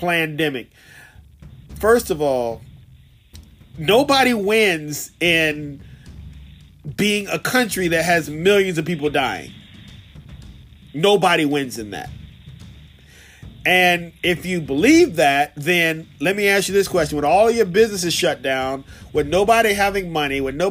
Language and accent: English; Virginia, United States; I'm a Negro from Virginia